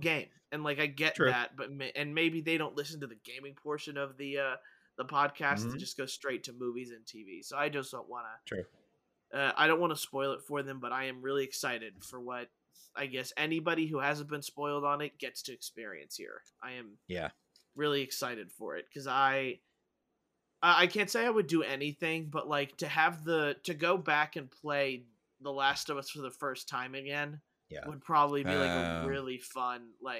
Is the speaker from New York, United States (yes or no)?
no; Pennsylvania, United States; I was raised 45 minutes outside Philly and never watched any of the Rocky movies. I'm sorry. I'm Costa Rican.